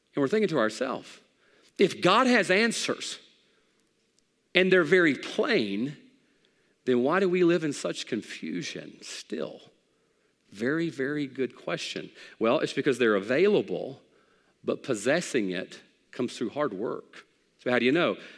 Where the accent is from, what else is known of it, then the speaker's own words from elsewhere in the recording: the Bible Belt, United States; We grew up in the Bible Belt